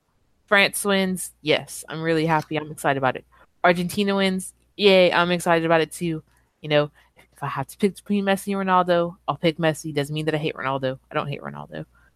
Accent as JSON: {"language": "English", "area": "Cajun", "region": "Louisiana", "country": "United States", "said": "I'm Cajun"}